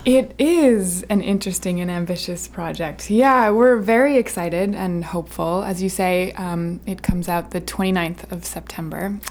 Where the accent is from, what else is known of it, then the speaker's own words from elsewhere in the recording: Camden, Maine, United States; my hometown of Camden